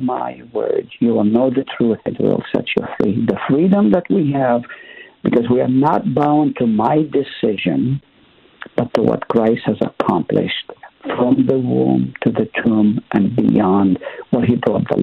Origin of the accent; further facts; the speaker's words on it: Haifa, Haifa District, Israel; moved away; also born or lived in Nazareth; I was born in Nazareth, grew up in Haifa